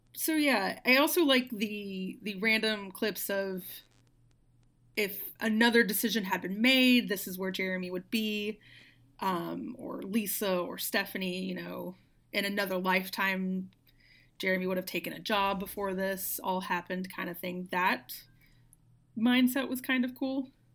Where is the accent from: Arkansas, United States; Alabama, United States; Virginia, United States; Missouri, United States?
Arkansas, United States; moved away; also born or lived in outside of Memphis, Tennessee; I'm originally from Arkansas